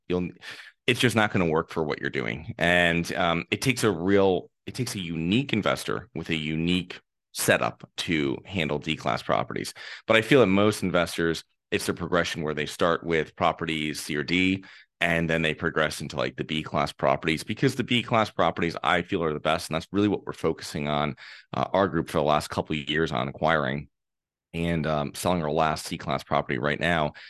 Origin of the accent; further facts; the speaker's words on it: Connecticut, United States; I'm from Connecticut, and this is from a small town. I lived in a small town